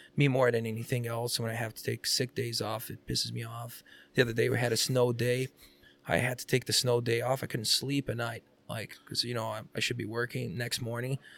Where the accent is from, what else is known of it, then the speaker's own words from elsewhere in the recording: Rio de Janeiro, Brazil; English is a second language; now in Rochester, MN, United States; I'm from Rio.